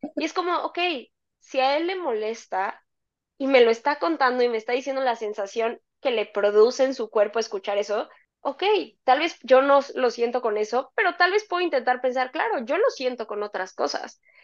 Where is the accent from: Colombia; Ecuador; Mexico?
Mexico